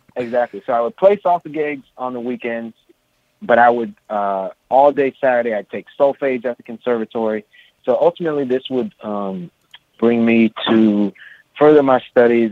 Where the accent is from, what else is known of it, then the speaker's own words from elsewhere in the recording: San Francisco, California, United States; I was uh, born and raised in San Francisco, California, uh, in the Haight Ashbury district